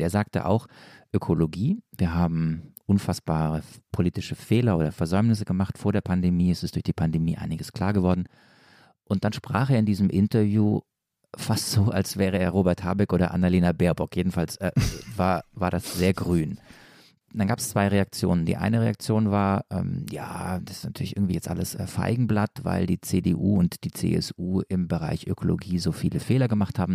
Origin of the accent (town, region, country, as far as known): Stuttgart area, Baden-Württemberg, Germany; accent: Swabian